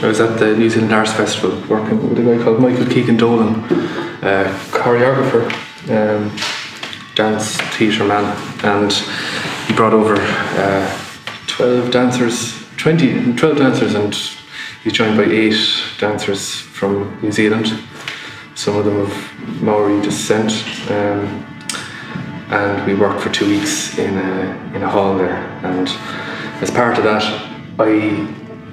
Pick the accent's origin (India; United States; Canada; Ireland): Ireland; West Kerry, Munster; first language Irish; English is a second language; in West Kerry, there's a Gaeltacht there, an Irish-speaking area, which are from Irish, my first language.